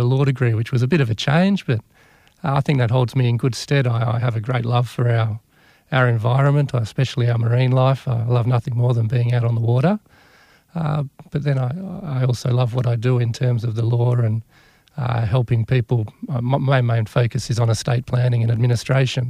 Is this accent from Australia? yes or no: yes; Perth, Western Australia, Australia; moved away as an adult; now in Broome, Australia; I grew up uh, around the hills in Perth, and then also I spent a lot of time out at Scarborough